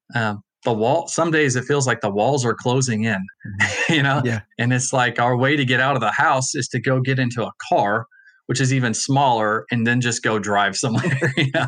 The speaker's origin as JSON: {"language": "English", "town": "Allen", "region": "Texas", "country": "United States", "tie": "born or raised there", "said": "I'm from Allen"}